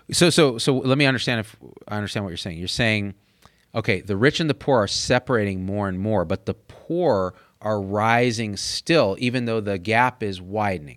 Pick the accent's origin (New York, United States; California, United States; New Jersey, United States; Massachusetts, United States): New Jersey, United States; my home state of New Jersey